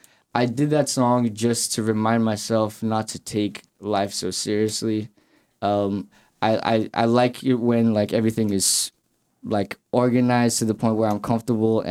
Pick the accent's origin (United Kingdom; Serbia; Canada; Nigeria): Nigeria; Lagos; moved away as an adult; also born or lived in Canarsie, Brooklyn; now in United States; I grew up in Lagos, Nigeria. So that's where I'm originally from. Like, most of my life was in Lagos, Nigeria.